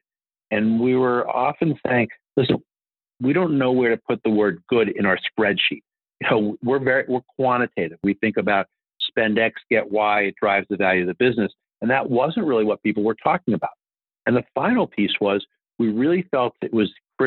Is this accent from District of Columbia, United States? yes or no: yes; Washington, District of Columbia, United States; I grew up here in Washington, D.C., which is where I'm speaking to you from